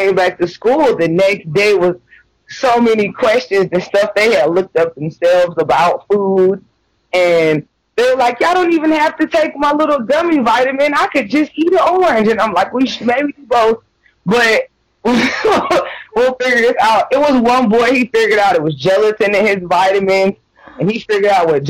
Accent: Atlanta, Georgia, United States; moved away as an adult; now in Michigan, United States; I grew up in Atlanta

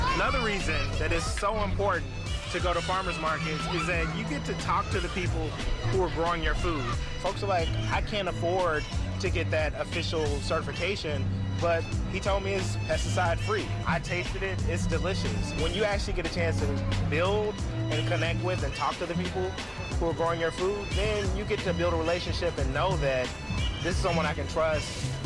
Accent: Memphis, Tennessee, United States; now in Oakland, United States; I grew up in Memphis, Tennessee

